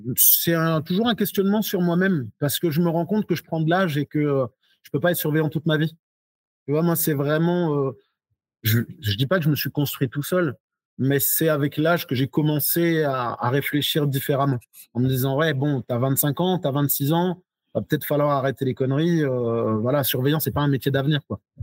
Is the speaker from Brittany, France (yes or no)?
no; Alsace, Grand Est, France; also born or lived in Guadeloupe; j'ai grandi en Alsace